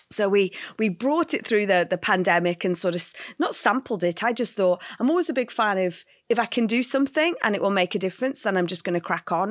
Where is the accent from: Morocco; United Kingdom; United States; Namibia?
United Kingdom; North West England; also born or lived in Liverpool; I grew up in, yes, the north of England. Uh, I was, I lived in Liverpool, so quite a big city till I was four years old